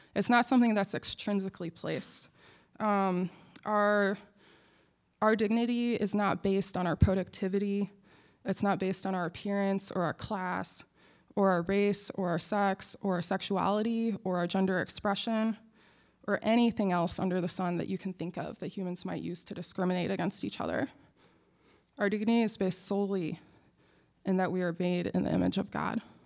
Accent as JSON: {"language": "English", "town": "Akron", "region": "Ohio", "country": "United States", "tie": "born or raised there", "moved": "as an adult", "lives_now": "Durham, United States", "said": "I was born in Akron, which is the home of LeBron James"}